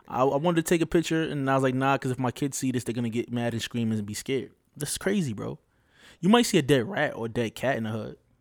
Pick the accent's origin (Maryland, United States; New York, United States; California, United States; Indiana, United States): New York, United States; New York City; I'm from Brooklyn.